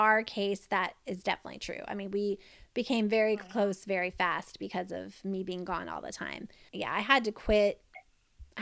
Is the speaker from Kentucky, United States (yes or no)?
yes; Lexington, Kentucky, United States; moved away as an adult; also born or lived in Florida / North Carolina / Cincinnati, Ohio; I grew up, like I said, in Kentucky, Lexington